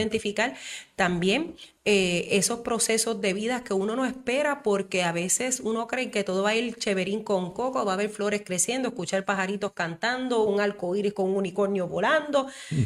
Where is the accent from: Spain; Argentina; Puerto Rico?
Puerto Rico; also born or lived in Isabela, Puerto Rico; como mujer puertorriqueña